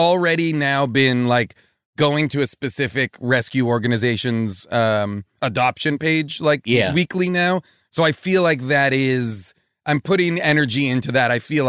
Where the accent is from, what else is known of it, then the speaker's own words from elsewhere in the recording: Boston, Massachusetts, United States; I grew up in New England. I grew up like suburban Boston. And my whole family lives in that same in Boston.